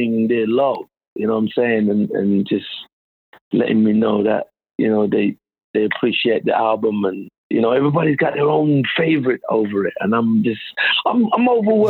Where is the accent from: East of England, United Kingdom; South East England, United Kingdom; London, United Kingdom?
London, United Kingdom; In Southeast London, I grew up in Southeast London.